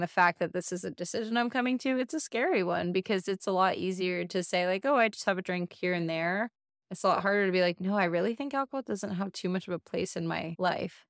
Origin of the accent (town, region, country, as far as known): United States; born or raised there